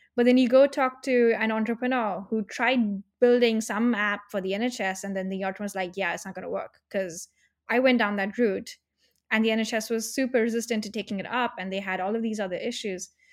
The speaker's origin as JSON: {"language": "English", "country": "India", "moved": "yes", "lives_now": "United Kingdom", "said": "I'm from India"}